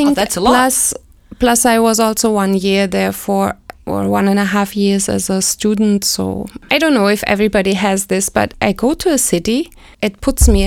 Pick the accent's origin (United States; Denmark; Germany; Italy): Germany; Berlin; I grew up in West Berlin. And then I decided to go study there by by the age of 20 I moved there.